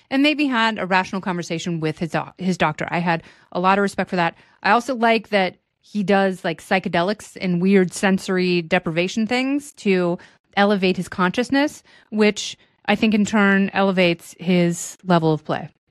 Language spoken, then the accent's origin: English; Portland, Oregon, United States; moved away; Bill O'Reilly was my newsman growing up in Portland